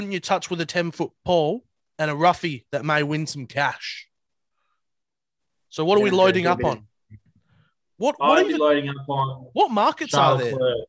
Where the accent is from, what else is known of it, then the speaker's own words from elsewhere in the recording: Australia; As an Aussie